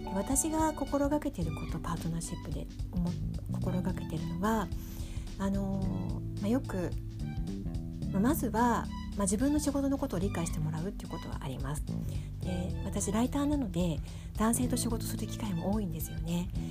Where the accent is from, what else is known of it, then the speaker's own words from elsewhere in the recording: Tokyo, Japan; accent: Edokko; moved away; 東京出身